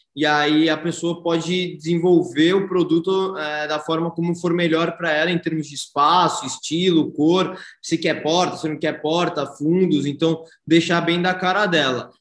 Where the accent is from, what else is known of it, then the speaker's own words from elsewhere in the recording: Santos, São Paulo, Brazil; moved away as an adult; now in São Paulo, Brazil; Eu sou nascido e criado em Santos eu fui para São Paulo para estudar administração de empresas na GV